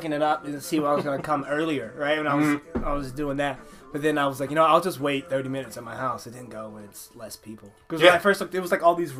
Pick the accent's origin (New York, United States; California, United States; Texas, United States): Texas, United States; I'm honorary Hispanic because I'm from Texas. So I'm very cultured. I'm a black guy with a school of white people in Texas.